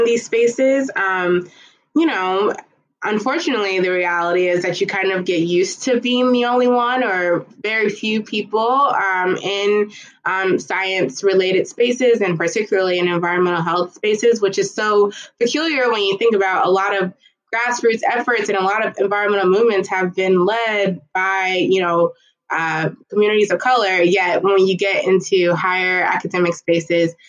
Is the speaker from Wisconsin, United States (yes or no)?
no; Dayton, Ohio, United States; growing up in Dayton, Ohio